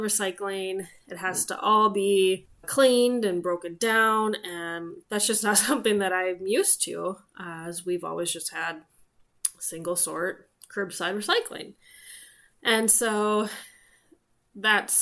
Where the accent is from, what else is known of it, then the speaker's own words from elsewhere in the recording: Minneapolis, Minnesota, United States; my husband and I grew up in the Twin Cities or surrounding suburbs